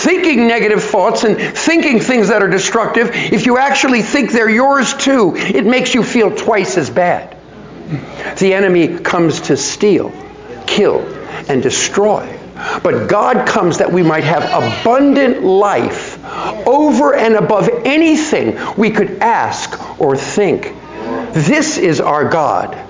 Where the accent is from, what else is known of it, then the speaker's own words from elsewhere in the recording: New York, United States; I was born in New York